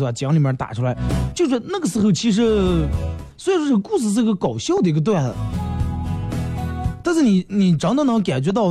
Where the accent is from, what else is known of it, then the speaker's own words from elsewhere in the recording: China; 但是你发现我们中国人其实现在富裕了，也有钱了，但是幸福指数好像上升的不是那么太厉害。